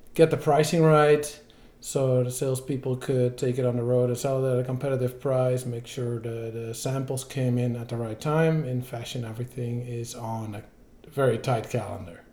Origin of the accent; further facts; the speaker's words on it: Netherlands; moved away as an adult; also born or lived in Belgium / United States; I grew up in the Netherlands okay. and I moved to Belgium for work in 2004